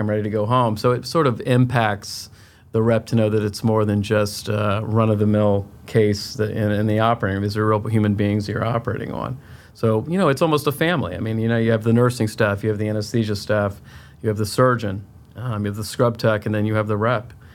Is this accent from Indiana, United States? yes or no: no; Tampa, Florida, United States; moved away as an adult; also born or lived in Chicago / Miami / Philadelphia; I'm originally from Tampa, Florida